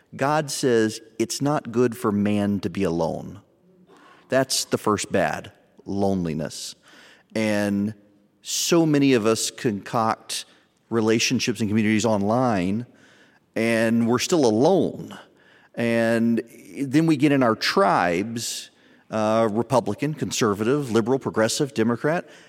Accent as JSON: {"language": "English", "region": "the South", "country": "United States", "said": "I'm from the South"}